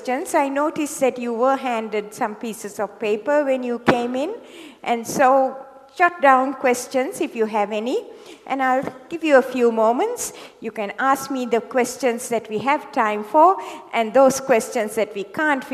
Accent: Sri Lanka; moved away as an adult; also born or lived in Hawaii; now in Sydney, Australia; I was born in Sri Lanka, in the tea plantations of Sri Lanka. And I went to medical school there

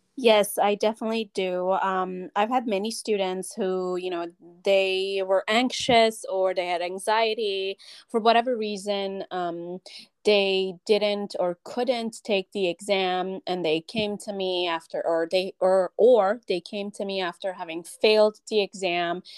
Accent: Iran; now in California, United States; I grew up in Iran. I was born in Iran.

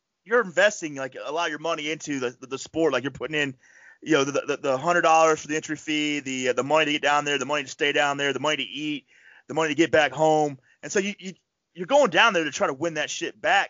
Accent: Northeast, United States; we're from the Northeast

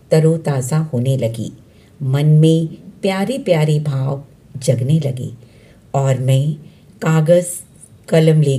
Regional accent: Delhi, India; दिल्ली से हूँ

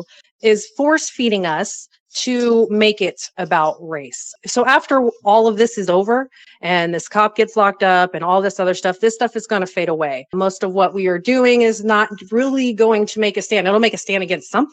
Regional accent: Bay Area, California, United States; I was raised in the Bay Area in the 80s in a very, very, very bad neighborhood

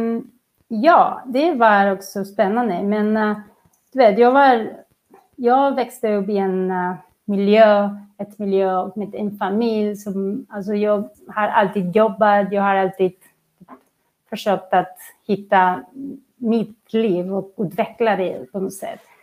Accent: Barcelona, Catalonia, Spain; Swedish is a second language; moved away as an adult; also born or lived in Qatar; now in Sweden; Jag kommer från Barcelona.

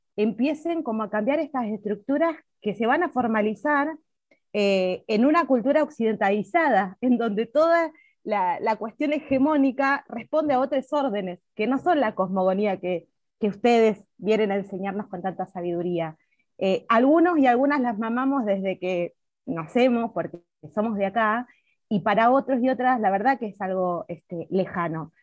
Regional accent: Neuquén, Argentina; quienes somos neuquinos y neuquinas

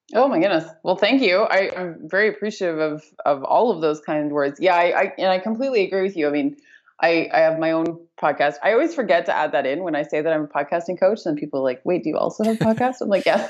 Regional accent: Canada; moved away as an adult; now in Bali, Indonesia; born and raised Canadian. I've lived in Canada my whole life

